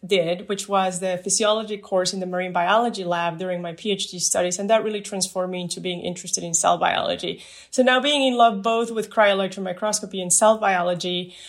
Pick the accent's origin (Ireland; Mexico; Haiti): Mexico; moved away as an adult; also born or lived in Midwest, United States / Germany; now in San Diego, United States; I was born in Mexico, where I did my undergrad in physics, and I was very happy to move to the Midwest with cold temperatures to do my PhD as a Fulbright Fellow.